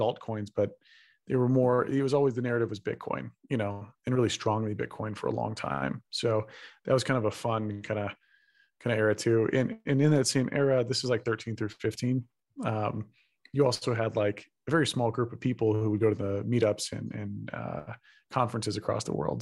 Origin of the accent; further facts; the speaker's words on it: Texas, United States; I'm from Texas